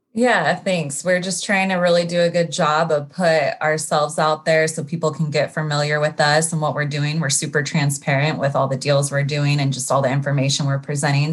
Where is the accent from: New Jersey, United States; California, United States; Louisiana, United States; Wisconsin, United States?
California, United States; Sacramento; moved away as an adult; now in Los Angeles, United States; I'm from Sacramento, uh, grew up there, went to Sacramento State